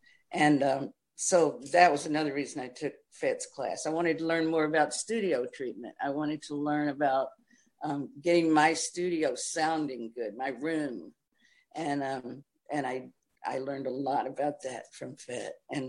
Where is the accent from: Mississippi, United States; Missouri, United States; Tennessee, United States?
Tennessee, United States; Nashville; And so I too went to Nashville. Plus, it was great for me because I was going back to my hometown. Practically.